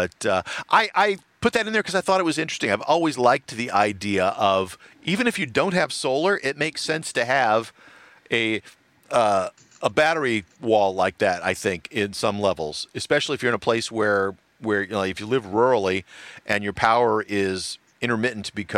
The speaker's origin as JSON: {"language": "English", "town": "Los Angeles", "region": "California", "country": "United States", "said": "I am from the L.A. area"}